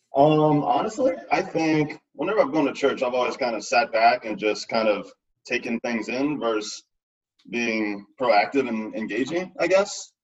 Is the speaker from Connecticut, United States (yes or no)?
no; St. Tammany Parish, Louisiana, United States; now in Cincinnati, United States; I grew up in St. Tammany Parish